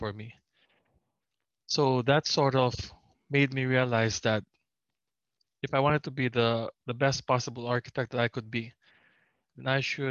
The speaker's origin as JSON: {"language": "English", "country": "Philippines", "said": "as Filipino architects"}